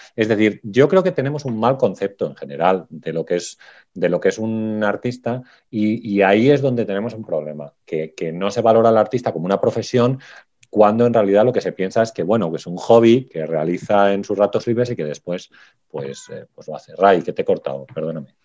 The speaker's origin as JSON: {"language": "Spanish", "area": "Salamanca", "region": "Castile and León", "country": "Spain", "tie": "born or raised there", "said": "los paisajes de mi pueblo, porque yo también doy clase de fotografía, entonces he puesto un paisaje del, cereal en mi pueblo, aquí en Salamanca"}